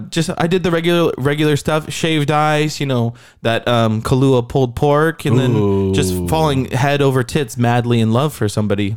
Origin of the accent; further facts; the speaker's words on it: San Diego, California, United States; I'm from San Diego.